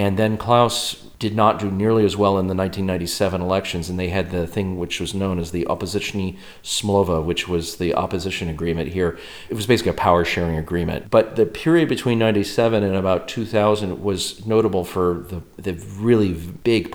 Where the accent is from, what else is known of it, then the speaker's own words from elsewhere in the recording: United States; now in Czech Republic; I live in the Czech Republic as an American.